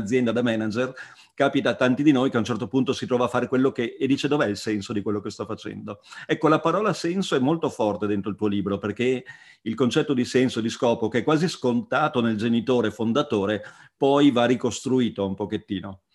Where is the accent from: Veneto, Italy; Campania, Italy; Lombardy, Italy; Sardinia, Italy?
Veneto, Italy; Treviso area; io da Trevigiano